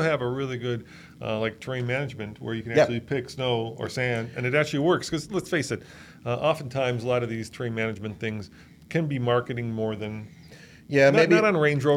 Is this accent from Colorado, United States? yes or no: yes; Colorado, United States; I'm from Colorado